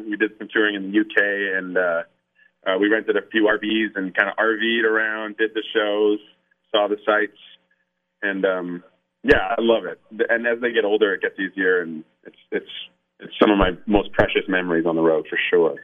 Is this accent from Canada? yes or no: yes; Canada; being Canadian